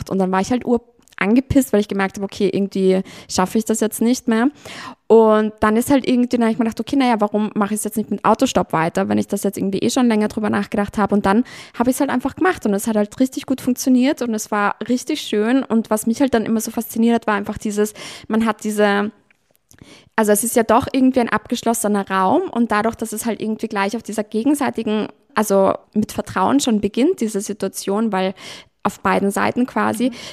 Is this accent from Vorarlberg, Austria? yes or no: no; Vienna, Austria; Da war so ein, ein Ire, bei uns in Wien.